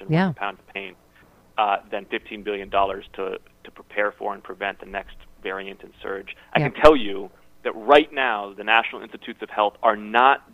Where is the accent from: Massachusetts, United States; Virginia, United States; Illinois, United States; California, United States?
Massachusetts, United States; my home state of Massachusetts